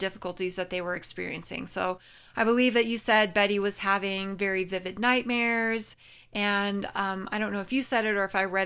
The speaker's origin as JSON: {"language": "English", "region": "New Mexico", "country": "United States", "tie": "born or raised there", "said": "I'm from New Mexico, born and raised"}